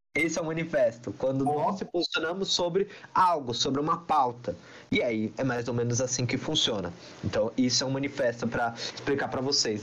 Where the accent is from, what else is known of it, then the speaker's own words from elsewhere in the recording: Brazil; eu sou brasileiro